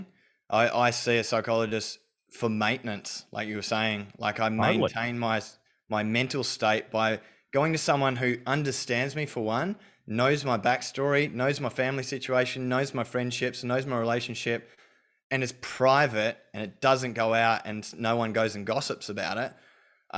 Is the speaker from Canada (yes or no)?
no; Australia; I was brought up in Australia